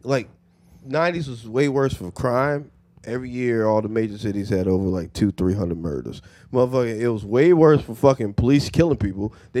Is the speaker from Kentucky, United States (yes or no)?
yes; Louisville, Kentucky, United States; moved away as an adult; also born or lived in Layton, Utah; I'm from Kentucky. I'm from Louisville.